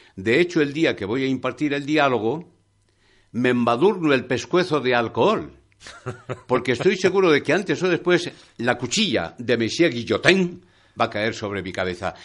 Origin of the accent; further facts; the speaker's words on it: Palencia, Castile and León, Spain; ese poeta de mi tierra, de Palencia, de Paredes de Nava